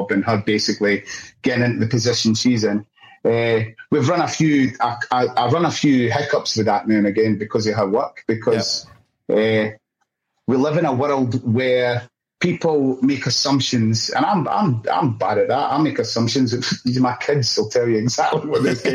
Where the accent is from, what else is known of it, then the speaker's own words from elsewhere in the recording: Scotland, United Kingdom; now in Australia; I'm Scottish